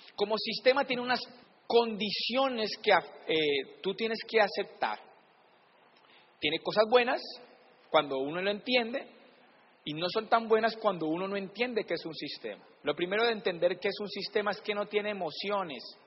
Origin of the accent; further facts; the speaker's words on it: Palmira, Valle del Cauca, Colombia; yo siempre digo que soy de Cali, pero soy de Palmira